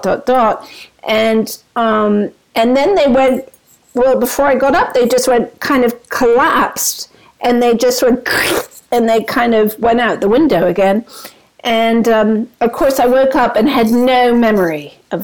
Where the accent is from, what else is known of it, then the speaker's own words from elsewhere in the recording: London, United Kingdom; I grew up in London